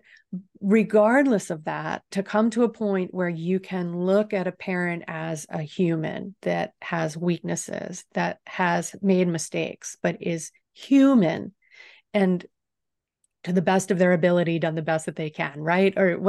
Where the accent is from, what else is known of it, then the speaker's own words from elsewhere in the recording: the South, United States; coming from small town America, growing up in the South through such a contentious time